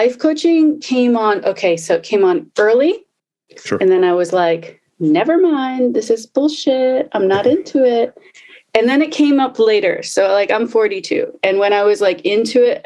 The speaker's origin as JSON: {"language": "English", "town": "Baltimore", "region": "Maryland", "country": "United States", "tie": "born or raised there", "said": "I grew up in Baltimore"}